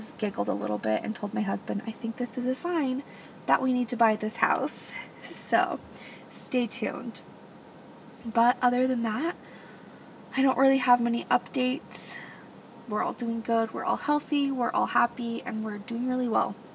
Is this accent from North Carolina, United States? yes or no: no; Gilbert, Arizona, United States; moved away; I grew up in Gilbert, Arizona